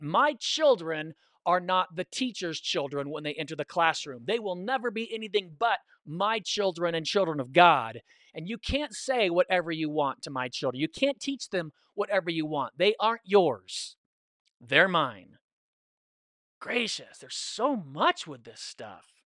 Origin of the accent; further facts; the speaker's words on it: California, United States; I'm from the West, I'm from California